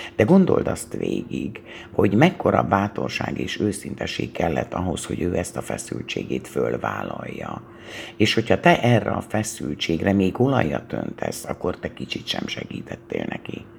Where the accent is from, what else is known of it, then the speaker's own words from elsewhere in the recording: Hungary; hisz magyarok vagyunk